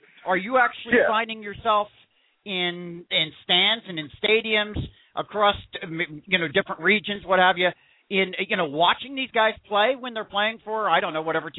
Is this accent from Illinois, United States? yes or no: no; Philadelphia, Pennsylvania, United States; I'm actually from the Philadelphia region.